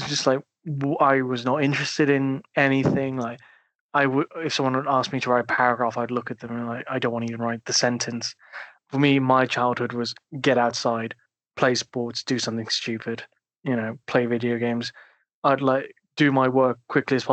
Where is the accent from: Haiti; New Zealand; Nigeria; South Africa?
South Africa; moved away; also born or lived in United Kingdom; I grew up in South Africa. Well, I did majority of my primary schooling in Southern Africa